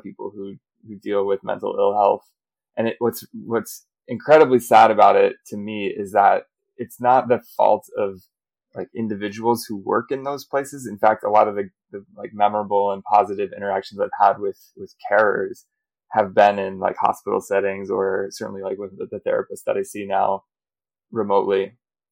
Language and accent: English; United States; accent: American; moved away as an adult; now in Europe; I'm American, you can hear from my accent, but living in Europe